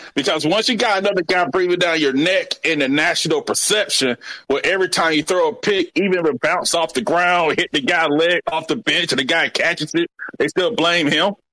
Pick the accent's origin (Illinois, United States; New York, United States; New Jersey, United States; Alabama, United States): Alabama, United States; Montgomery; I'm from Montgomery, Alabama